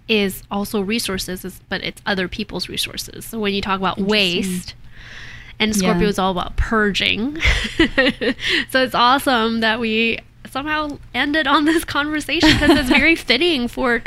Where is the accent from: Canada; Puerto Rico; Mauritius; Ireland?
Canada; moved away as an adult; now in United States; because I grew up in Canada, and I noticed when I moved to the States 20 years ago